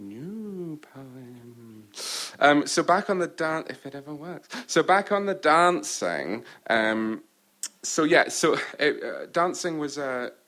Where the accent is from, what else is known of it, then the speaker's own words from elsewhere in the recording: Orkney, Scotland, United Kingdom; In Orkney, I'm English. In England, I'm Scottish. In Scotland, Orcadian.